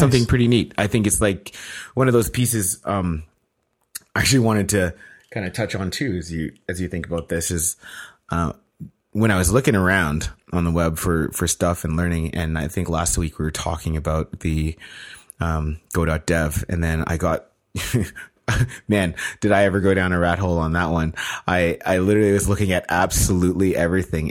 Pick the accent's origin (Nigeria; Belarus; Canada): Canada; being Canadian